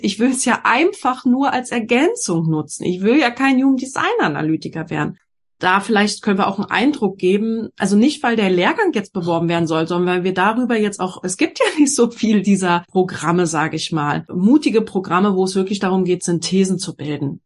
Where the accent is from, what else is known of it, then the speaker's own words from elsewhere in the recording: Berlin, Germany; ich komme ja aus Berlin